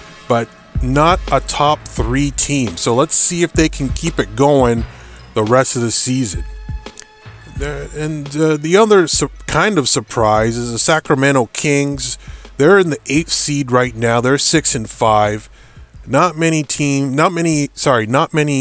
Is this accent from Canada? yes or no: yes; Canada; We're Canadian.